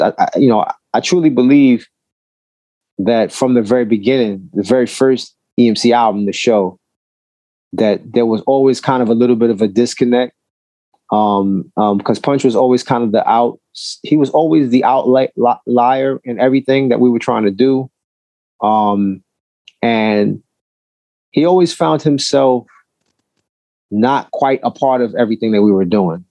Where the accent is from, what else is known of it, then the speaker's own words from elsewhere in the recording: New York City, New York, United States; I'm from Brooklyn